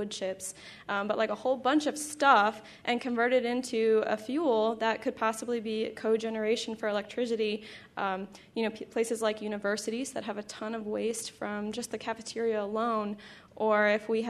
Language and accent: English; New York, United States; so I'm from New York